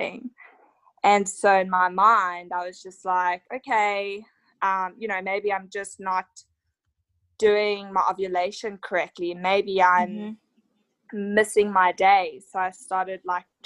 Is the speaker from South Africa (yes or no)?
yes; South Africa; now in Australia; So I'm actually from South Africa, living here in Australia